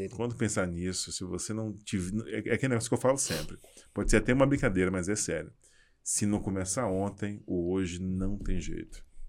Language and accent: Portuguese; Salvador, Bahia, Brazil; sou baiano